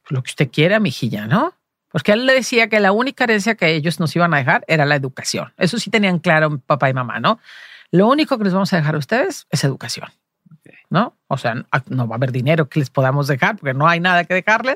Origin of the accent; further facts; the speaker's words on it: Los Altos de Jalisco, Mexico; moved away; also born or lived in Guadalajara, Mexico / Madrid, Spain; somos de pueblo, de los Altos de Jalisco